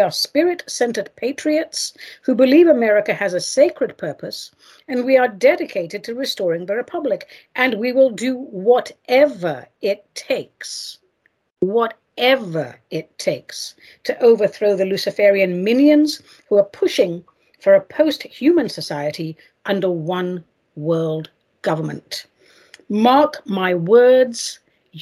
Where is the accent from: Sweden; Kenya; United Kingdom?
United Kingdom; England; moved away; I was raised in England